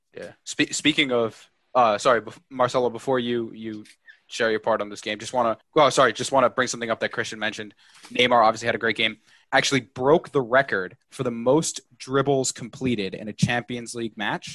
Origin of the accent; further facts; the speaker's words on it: New York, United States; I'm from New York.